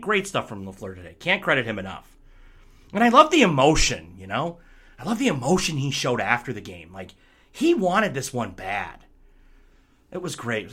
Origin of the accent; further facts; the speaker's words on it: Michigan, United States; moved away; I'm back in Michigan for this one, back in my hometown